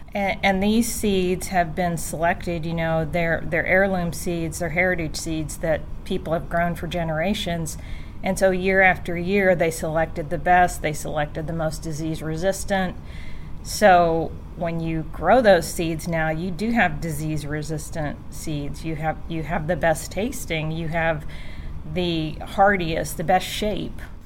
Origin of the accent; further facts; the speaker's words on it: Cincinnati, Ohio, United States; moved away; also born or lived in Sevier County, Tennessee; I'm from Cincinnati. I was born and raised in Cincinnati